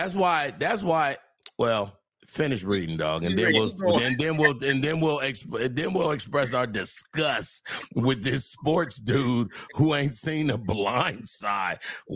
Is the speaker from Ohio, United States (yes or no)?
no; California, United States; now in Texas, United States; I'm from Cali.